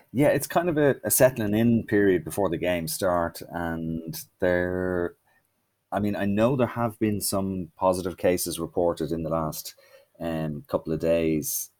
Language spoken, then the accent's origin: English; Ireland; we're from Ireland